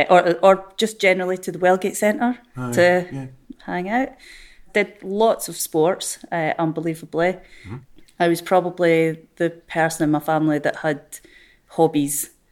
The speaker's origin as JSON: {"language": "English", "town": "Dundee", "region": "Scotland", "country": "United Kingdom", "tie": "born or raised there", "said": "Yeah, I absolutely loved the limelight when I was growing up as a child."}